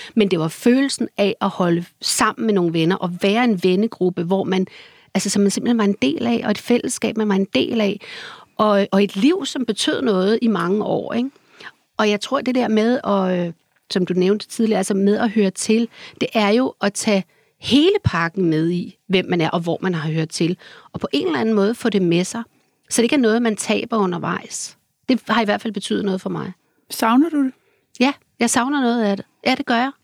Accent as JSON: {"language": "Danish", "town": "Copenhagen", "region": "Capital Region of Denmark", "country": "Denmark", "tie": "born or raised there", "said": "i kartoffelrækkerne, hvor jeg voksede op der, øh, som barn"}